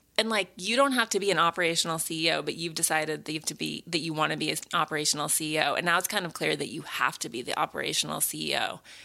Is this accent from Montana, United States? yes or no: yes; Montana, United States; growing up in Montana